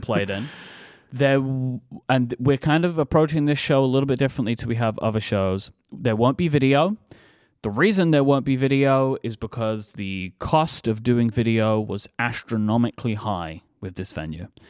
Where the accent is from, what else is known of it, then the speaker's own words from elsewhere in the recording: London, United Kingdom; accent: Cockney; my hometown